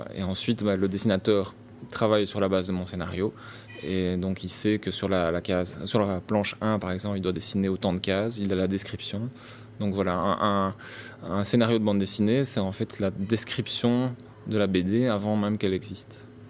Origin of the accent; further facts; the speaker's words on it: Brussels, Brussels-Capital Region, Belgium; comme je suis bruxellois